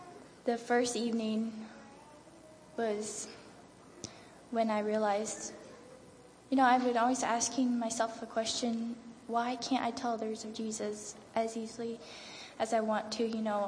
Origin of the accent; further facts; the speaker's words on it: Maryland, United States; from the Eastern Shore of Maryland.